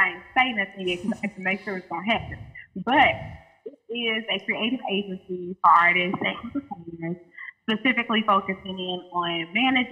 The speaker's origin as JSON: {"language": "English", "town": "Baton Rouge", "region": "Louisiana", "country": "United States", "also_born_or_lived": "Atlanta", "said": "I'm from Baton Rouge, Louisiana, that 225."}